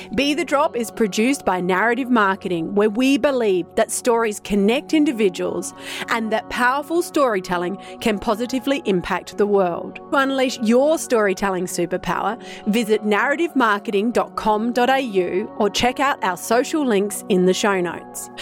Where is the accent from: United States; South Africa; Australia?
Australia; South Australia; as a South Australian, I was born here in South Australia